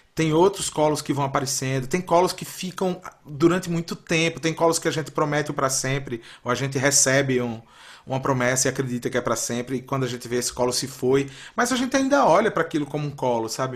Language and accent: Portuguese; Recife, Pernambuco, Brazil; moved away as an adult; also born or lived in São Paulo / Minas Gerais; eu nasci numa cidade que é uma cidade de praia